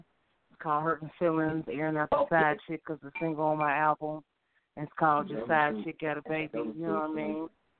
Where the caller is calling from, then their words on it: Cincinnati, Ohio, United States; Hi, I'm calling from Cincinnati, Ohio.